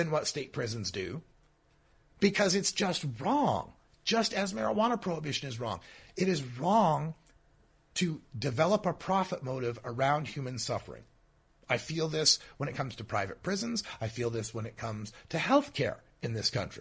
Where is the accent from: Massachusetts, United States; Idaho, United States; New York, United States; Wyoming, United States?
Idaho, United States; my home state of Idaho